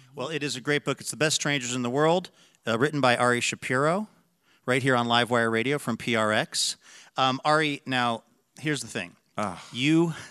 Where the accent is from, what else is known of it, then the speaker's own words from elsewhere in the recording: the Northwest, Pacific Northwest, United States; I grew up in the Northwest